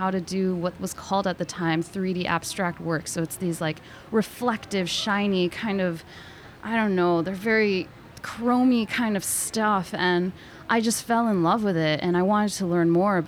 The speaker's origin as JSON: {"language": "English", "region": "Connecticut", "country": "United States", "tie": "born or raised there", "moved": "as an adult", "lives_now": "New York City, United States", "said": "I was born in New York City, but I grew up in Connecticut, both, you know, all the way up to high school"}